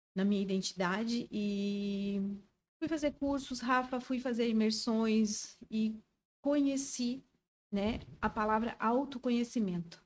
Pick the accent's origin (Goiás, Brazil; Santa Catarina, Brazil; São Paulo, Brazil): Santa Catarina, Brazil; Joinville; moved away as an adult; now in Brusque, Brazil; Sou joinvilense, mas estou morando em Brusque.